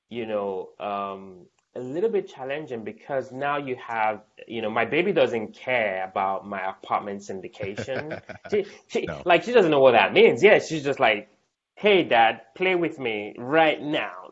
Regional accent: United States; born there; I was born in America

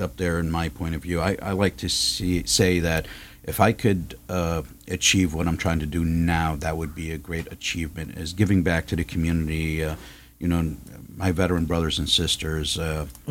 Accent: New York City, New York, United States; now in Huntington Beach, United States; I'm originally from the East Coast, from Brooklyn

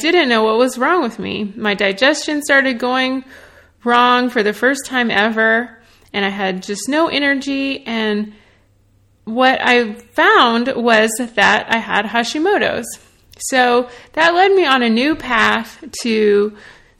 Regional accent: Nashville, Tennessee, United States; I'm from Nashville, Tennessee. I grew up in the South eating Southern comfort food

